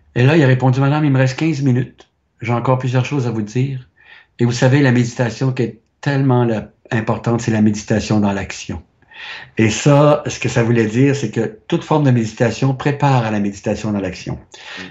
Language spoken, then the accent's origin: French; Quebec, Canada; moved away; also born or lived in France; je viens du Québec